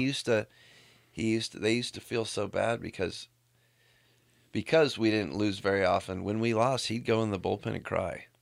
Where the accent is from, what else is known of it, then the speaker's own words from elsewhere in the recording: Walnut, California, United States; I grew up in Walnut right by Pomona